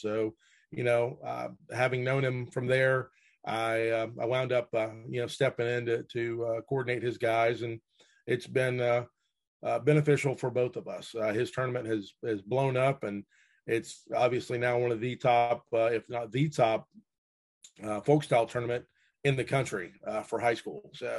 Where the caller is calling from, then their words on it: Bluffton, South Carolina, United States; Well, I'm down near Hilton Head, South Carolina, but in Bluffton on the mainland.